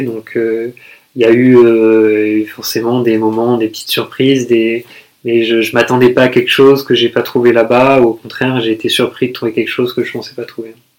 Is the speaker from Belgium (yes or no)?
no; Toulouse, Occitania, France; moved away as an adult; also born or lived in Paris; now in Prague, Czech Republic; j'ai grandi à Toulouse, après j'ai étudié à Paris, maintenant j'habite à Prague.